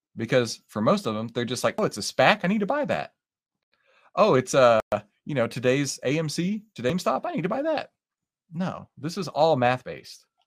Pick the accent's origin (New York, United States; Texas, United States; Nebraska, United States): Texas, United States; accent: Texas; I am from Texas, and every once in a while, my little Texas accent will come out